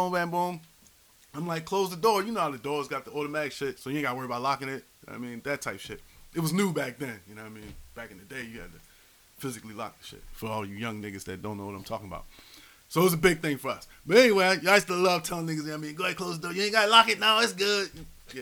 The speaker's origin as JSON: {"language": "English", "town": "Philadelphia", "region": "Pennsylvania", "country": "United States", "said": "I'm from Philly, uptown, right by the Shelton-Montgomery border."}